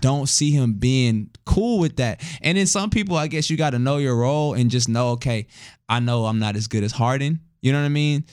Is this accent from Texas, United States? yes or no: yes; Houston, Texas, United States; we're from Houston